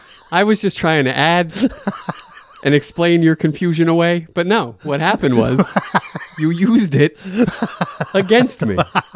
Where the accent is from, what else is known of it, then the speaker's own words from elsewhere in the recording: United States; I'm just being an American.